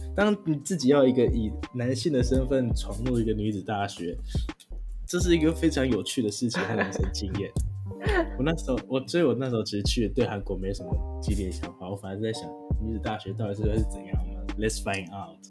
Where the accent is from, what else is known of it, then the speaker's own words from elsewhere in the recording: Taiwan; moved away; 我身为一个台湾人，我不会讲韩文